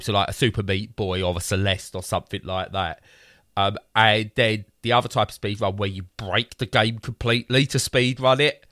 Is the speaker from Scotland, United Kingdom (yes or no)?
no; Romford, London, United Kingdom; I'm from Romford